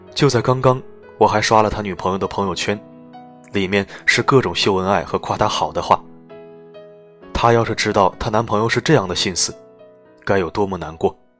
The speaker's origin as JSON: {"language": "Chinese", "area": "Dongting Lake", "region": "Hunan", "country": "China", "tie": "born or raised there", "said": "我在洞庭湖边长大"}